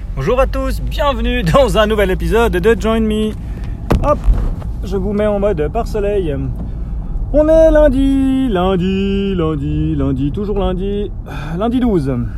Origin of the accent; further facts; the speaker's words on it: Switzerland; accent: Swiss; mon accent suisse.